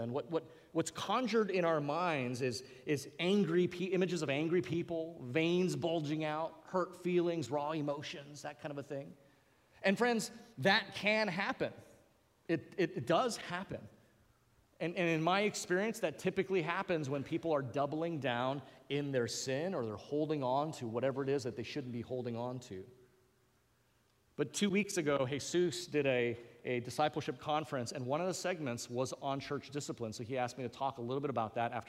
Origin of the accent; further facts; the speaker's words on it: Hawaii, United States; accent: Pidgin; I come from Hawaii, so I'm going to go into a little pigeon here